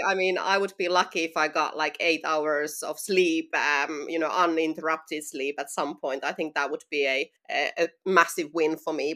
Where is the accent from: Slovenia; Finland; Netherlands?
Finland; moved away as an adult; now in London, United Kingdom; I'm originally from Finland. So, that's you know where I'm from and where the accent is from